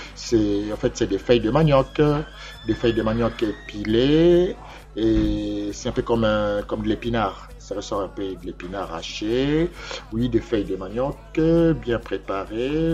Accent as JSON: {"language": "French", "region": "Kinshasa", "country": "DR Congo", "tie": "born or raised there", "moved": "yes", "lives_now": "Paris, France", "said": "dans ma ville natale, Kinshasa, au Zaïre"}